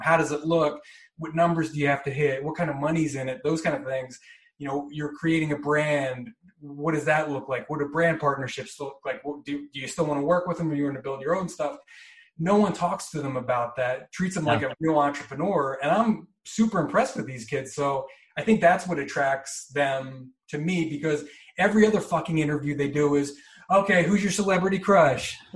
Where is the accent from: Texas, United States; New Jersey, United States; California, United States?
New Jersey, United States; moved away as an adult; also born or lived in Chicago / Milwaukee / Phoenix; now in Los Angeles, United States; I'm from New Jersey, born and raised